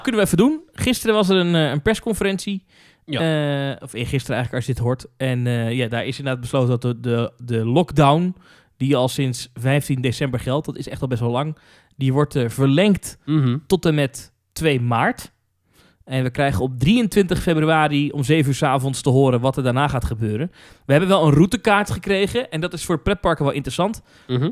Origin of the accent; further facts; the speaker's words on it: Netherlands; Als ik daar kom als Nederlander